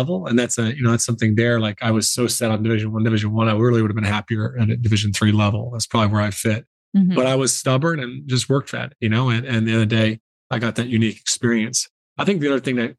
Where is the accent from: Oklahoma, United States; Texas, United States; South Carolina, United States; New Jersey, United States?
South Carolina, United States; moved away as an adult; also born or lived in Ireland; I grew up in South Carolina and basketball was my sport, my passion.